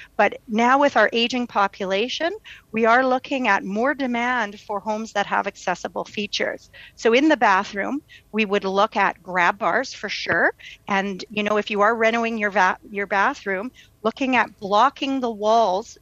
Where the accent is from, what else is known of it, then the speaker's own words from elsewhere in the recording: Winnipeg, Manitoba, Canada; born and raised in Winnipeg, where I have a private practice